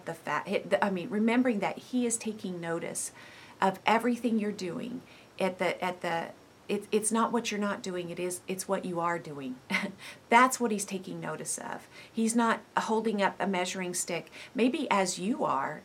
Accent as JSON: {"language": "English", "country": "United States"}